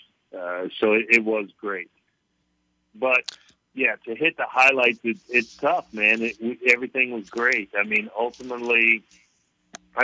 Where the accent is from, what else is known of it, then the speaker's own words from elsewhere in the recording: North Louisiana, United States; being a kid from North Louisiana, growing up in Louisiana Downs